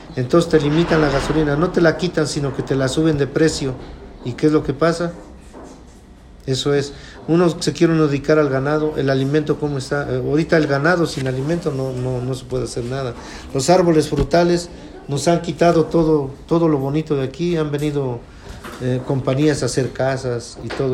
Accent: Huaxingo, Puebla, Mexico; soy de Huaxingo y vivo en Avenida del Carmen, Huaxingo, Puebla

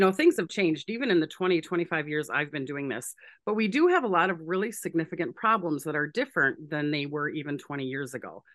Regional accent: Saint Paul, Minnesota, United States; I'm from Saint Paul in Minneapolis, Minnesota, uh, born and raised here

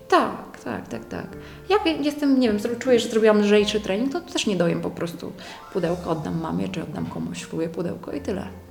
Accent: Poland; Tylko ja z Polski poleciałam

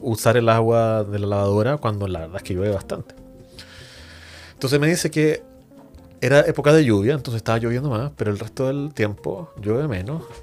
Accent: Chile; como buen chileno se dice, no nos peguemos en el cachofazo

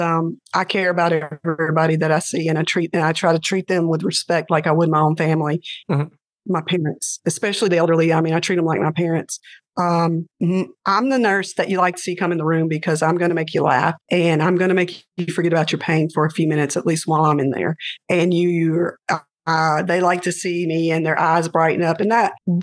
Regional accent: Louisiana, United States; I'm from Louisiana.

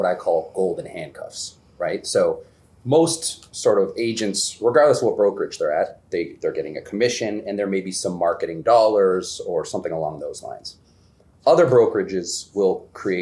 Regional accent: Toronto, Ontario, Canada; moved away as an adult; also born or lived in Geneva, New York / Manhattan / Vancouver; now in Boston, United States; I grew up in Toronto, I graduated high school there

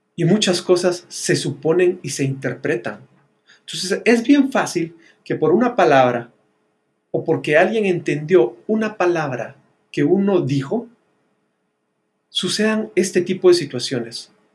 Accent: Guatemala; las personas que estábamos viviendo dentro de Guatemala

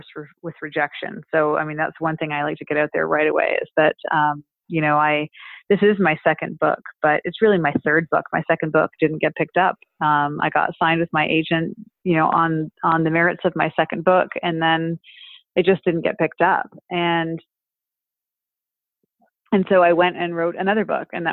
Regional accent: Canada; As a Canadian

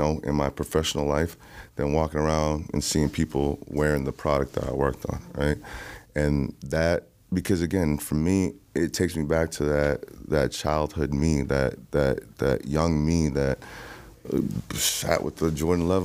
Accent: Jamaica; I'm Jamaican

